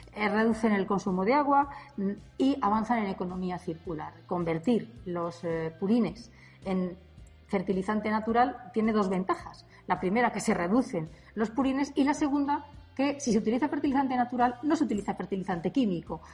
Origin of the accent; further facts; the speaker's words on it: Castile and León, Spain; mi tierra, de Castilla y León